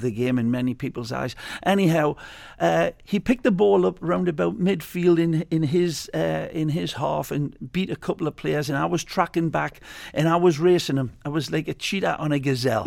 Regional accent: Newcastle upon Tyne, North East England, United Kingdom; moved away as an adult; now in Fort Lauderdale, United States; Newcastle United in my, uh, my hometown, which I was always very proud proud of. I'm a proud Geordie

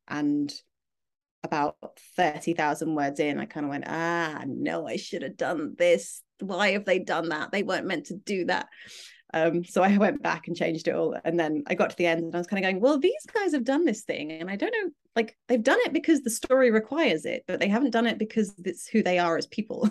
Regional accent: United Kingdom

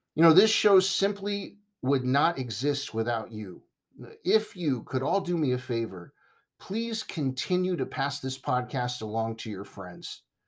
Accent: United States; being American

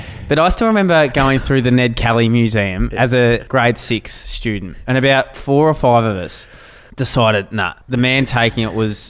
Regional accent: Ballarat, Victoria, Australia; growing up in Ballarat.

